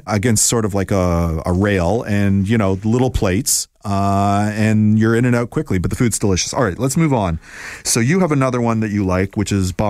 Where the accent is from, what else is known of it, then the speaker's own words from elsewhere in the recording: Toronto, Ontario, Canada; I'm born and raised in Toronto and I'm in my 50s.